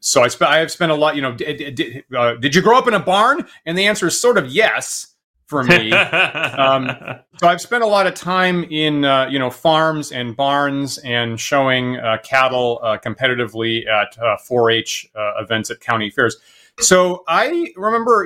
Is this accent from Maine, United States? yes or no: yes; Maine, United States; I grew up in Maine and I went to college at the University of Maine